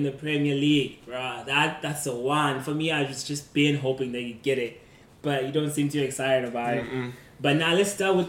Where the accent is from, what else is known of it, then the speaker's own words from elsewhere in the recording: South Africa; He's Nigerian. I'm South African.